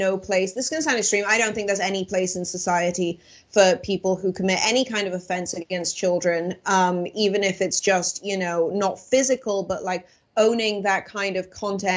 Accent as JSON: {"language": "English", "town": "Swansea", "region": "Wales", "country": "United Kingdom", "moved": "yes", "said": "I'm from South Wales in the UK"}